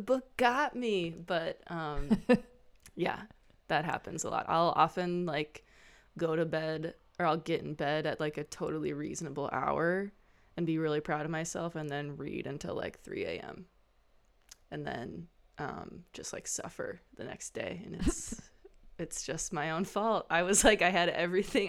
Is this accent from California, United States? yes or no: no; Midwest, upper Mississippi River Valley, Minnesota, United States; I'm a Midwesterner and um, feel very loyal to the landscape of the upper Mississippi River Valley and have lived around this landscape my whole life